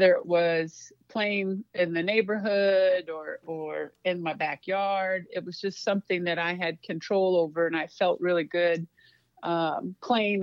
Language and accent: English; Waterloo, Iowa, United States; moved away as an adult; also born or lived in Arizona / Nebraska / Montana; I'm originally from Waterloo, Iowa, so I'm a Midwest girl.